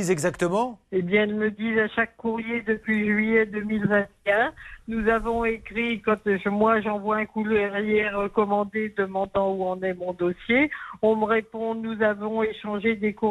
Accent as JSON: {"language": "French", "area": "Burgundy", "region": "Bourgogne-Franche-Comté", "country": "France", "tie": "born or raised there", "also_born_or_lived": "Oise", "moved": "yes", "lives_now": "Crécy-la-Chapelle, France", "said": "Je suis né en Bourgogne."}